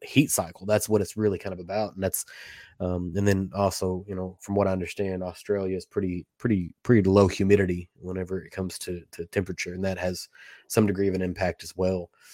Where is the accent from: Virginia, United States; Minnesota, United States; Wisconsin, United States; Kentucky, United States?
Kentucky, United States; I grew up in Kentucky